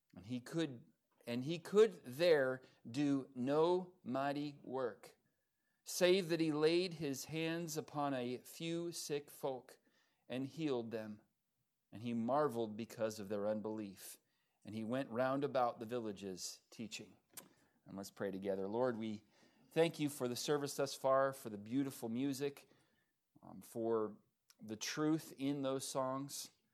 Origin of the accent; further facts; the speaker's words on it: Lancaster, California, United States; moved away as an adult; also born or lived in Ventura, California; now in Oklahoma, United States; I was born in Ventura, and I grew up in the high desert of Lancaster, California